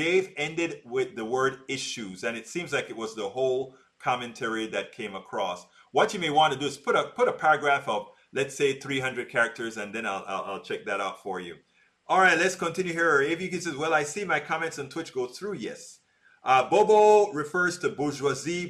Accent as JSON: {"language": "English", "country": "Panama", "tie": "born or raised there", "moved": "yes", "said": "I grew up in Panama with Al Rose"}